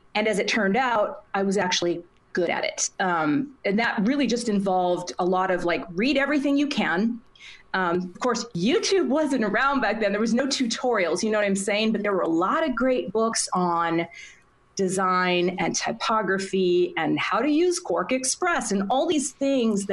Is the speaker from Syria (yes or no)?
no; Minnesota, United States; right next to my hometown.